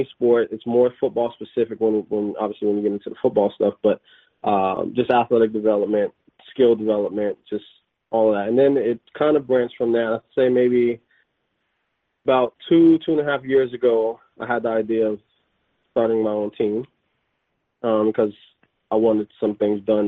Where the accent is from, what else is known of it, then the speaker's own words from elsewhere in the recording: Florida, United States; moved away as an adult; also born or lived in Mississippi / Alabama / Virginia / Europe; now in Halifax, Canada; I'm originally from Florida